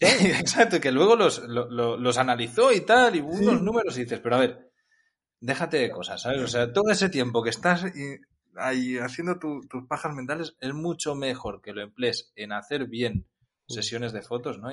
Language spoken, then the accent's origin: Spanish; Catalonia, Spain; soy catalán y, ya sabemos lo que se cuece por mi, por mi zona